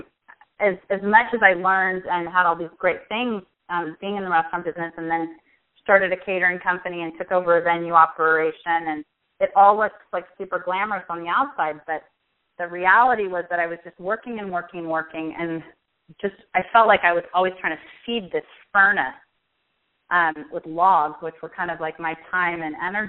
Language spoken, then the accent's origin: English; Pasadena, California, United States; also born or lived in Washington, D.C.; I am from Pasadena in California, and I've lived here my whole life except when I went away to school